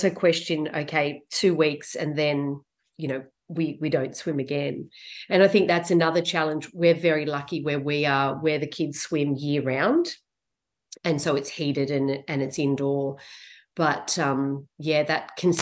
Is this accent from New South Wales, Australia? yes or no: yes; Sydney, New South Wales, Australia; I grew up in Western Sydney